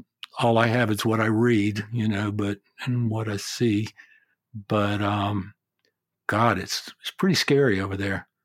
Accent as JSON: {"language": "English", "country": "United States", "moved": "as an adult", "lives_now": "Australia", "said": "I'm still an American citizen. I could get Australian citizenship, and I probably will."}